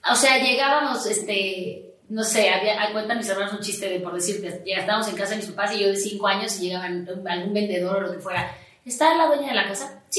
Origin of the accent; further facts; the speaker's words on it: Mexico City, Mexico; also born or lived in Puebla / Chihuahua; A México yo llegué cuando tenía tres años. O sea, vamos, mis papás, mis papás son de Sonora, pero han viajado mucho por la República Mexicana